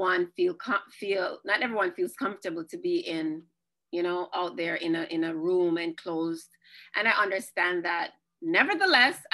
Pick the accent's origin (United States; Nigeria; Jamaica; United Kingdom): Jamaica; I'm Jamaican